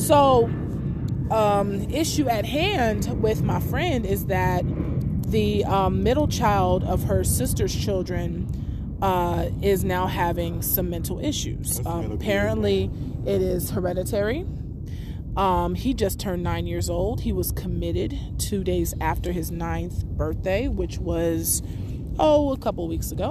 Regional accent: San Diego, California, United States; moved away as an adult; now in Los Angeles, United States; I'm from San Diego originally, but I did undergrad in LA. I lived out here for about 10 years

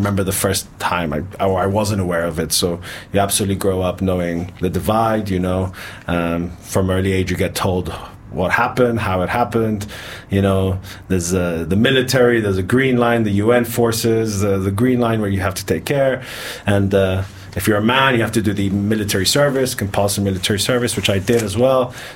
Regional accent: Cyprus; moved away as an adult; also born or lived in United Kingdom; now in Budapest, Hungary; I was born and raised in Cyprus

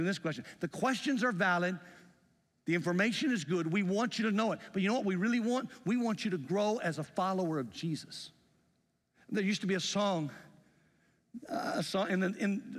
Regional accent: the South, United States; accent: Southern; also born or lived in Greenfield, Indiana; now in Indiana, United States; I grew up going to high school and junior high in the South

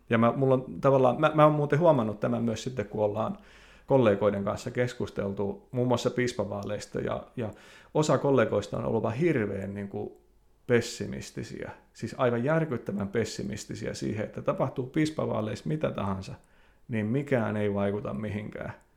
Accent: Lapua, South Ostrobothnia, Finland; moved away as an adult; also born or lived in North America; synnyin seudullani Lapualla

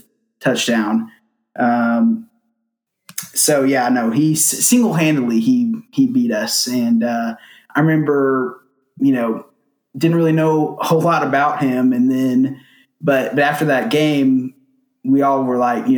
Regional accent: California, United States; also born or lived in Minnesota / Tennessee; now in Memphis, United States; I was born in Minnesota. Just a little foreshadowing. Grew up in California and then moved out to Tennessee, and I currently live in Memphis

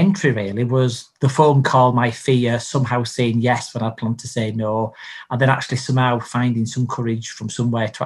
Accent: Bradford, Yorkshire and the Humber, United Kingdom; also born or lived in York; Bradford is my home. I was born near York, but I've lived most of my life in Bradford

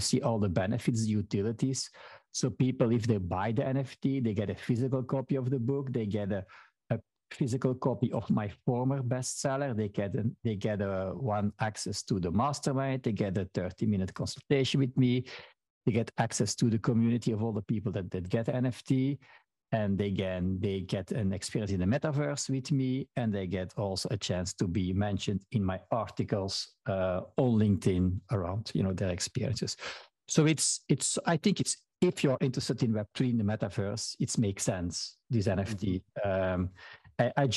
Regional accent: Belgium; first language Dutch (Flemish); English is a second language; I am from Belgium, but in Belgium, we speak different languages. So my native language is Dutch or Flemish

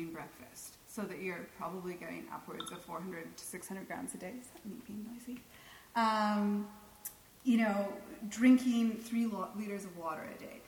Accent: Canada; I'm too Canadian

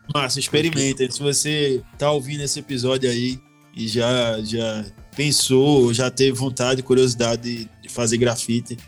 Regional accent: Recife, Pernambuco, Brazil; moved away as an adult; also born or lived in São Paulo / Porto Alegre; now in Belo Horizonte, Brazil; eu, que vim da, da, da periferia do Recife, nunca tive acesso até chegar aqui no Sudeste

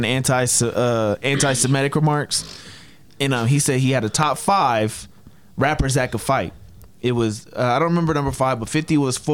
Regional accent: the South, United States; I'm from the South.

